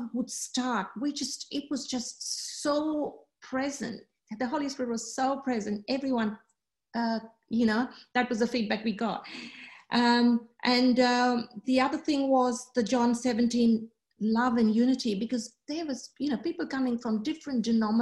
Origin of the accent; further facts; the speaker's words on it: Australia; I'm from Australia